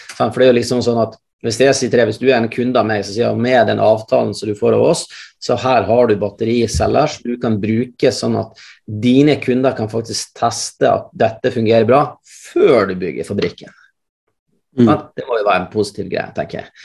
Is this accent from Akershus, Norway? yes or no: no; Mosjøen, Nordland, Norway; moved away; Jeg er opprinnelig fra Mosjøen sjøl